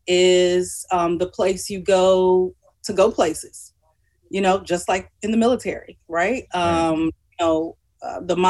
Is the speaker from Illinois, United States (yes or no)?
yes; Chicago, Illinois, United States; Born and raised in Inglewood for high school. We moved further south out of the Inglewood community and attended Morgan Park High School